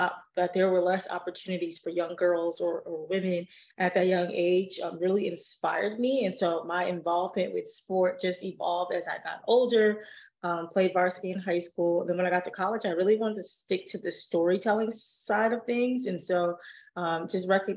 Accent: New York City, New York, United States; I grew up in Harlem, New York.

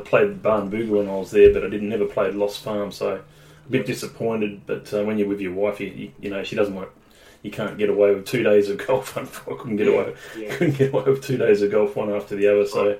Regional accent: Tasmania, Australia; moved away as an adult; I was born in Tasmania. I lived my first 21 years there.

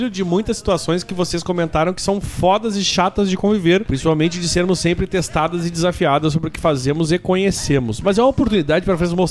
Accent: Ouro Preto, Minas Gerais, Brazil; tenho 27 anos e sou de Ouro Preto, Minas Gerais.

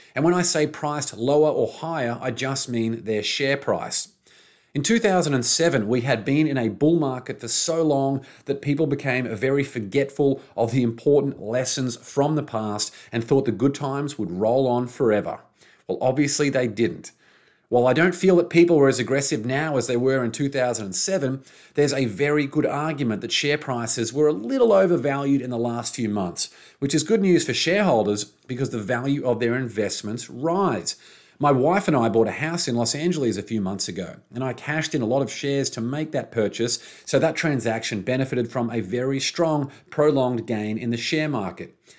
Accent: Brisbane, Queensland, Australia; moved away; in Brisbane, my hometown. Well, not my hometown anymore, by former hometown, Brisbane, Australia.

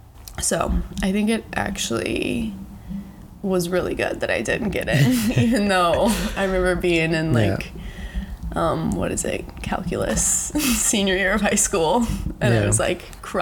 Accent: Texas, United States; moved away as an adult; now in San Diego, United States; I know I am 23. Okay. I know that. And I was born here in San Diego, but I grew up in Texas, and now I'm back living here.

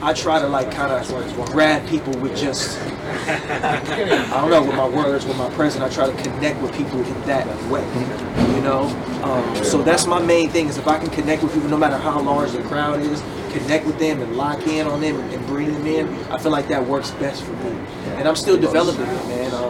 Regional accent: Richmond, California, United States; I'm from Richmond, California, which is in the Bay Area, Northern California

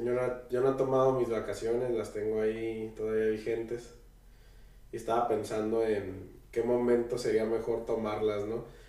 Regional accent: Tijuana, Baja California, Mexico; nosotros pues somos de Tijuana

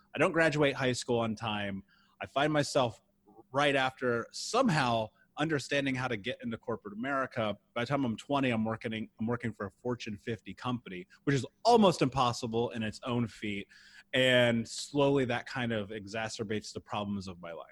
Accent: Indianapolis, Indiana, United States; I grew up in the Midwest in Indianapolis

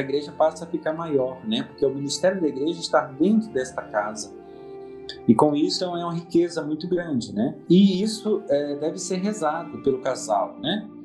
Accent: Cachoeiro de Itapemirim, Espírito Santo, Brazil; moved away as an adult; now in Venda Nova do Imigrante, Brazil; eu sou de Cachoeiro Tapimirim, nascido em Cachoeiro mesmo

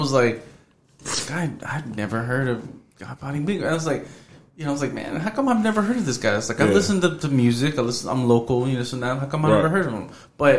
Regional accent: Houston, Texas, United States; accent: Houston; I'm from the North Side of Houston

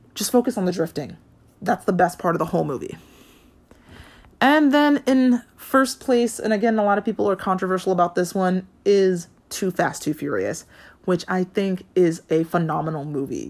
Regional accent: Hawaii, United States; I grew up in Hawaii

